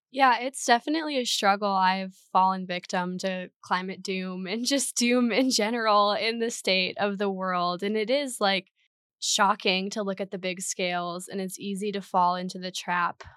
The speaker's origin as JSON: {"language": "English", "region": "Minnesota", "country": "United States", "moved": "as an adult", "lives_now": "Madison, United States", "said": "I'm originally from Minnesota in a little nature town."}